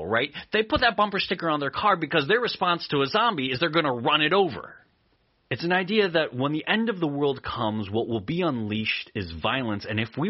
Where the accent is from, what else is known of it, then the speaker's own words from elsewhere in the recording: Eastern Oregon, United States; Where I grew up in Eastern Oregon